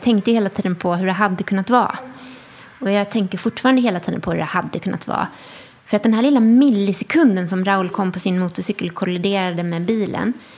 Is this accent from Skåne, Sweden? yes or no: yes; Skåne, Sweden; also born or lived in Enskede, Stockholm; now in Stockholm, Sweden; Österlen där jag är uppvuxen